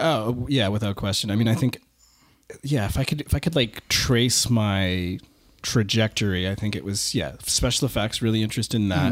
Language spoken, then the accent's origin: English; Waltham, Massachusetts, United States; I grew up in Waltham